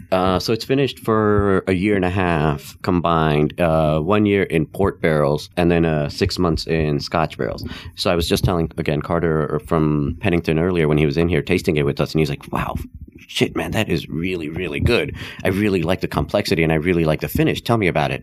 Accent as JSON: {"language": "English", "country": "Nepal", "tie": "born or raised there", "also_born_or_lived": "India", "first_language": "Hindi", "second_language": "English", "moved": "yes", "said": "I was born and raised in Nepal, actually. Uh, so Hindi was actually my first language because that's what my family spoke."}